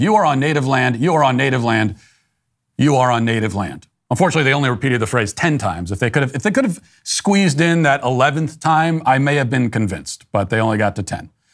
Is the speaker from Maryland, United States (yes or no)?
yes; Maryland, United States; I was a native Marylander, 'cause I was born in Maryland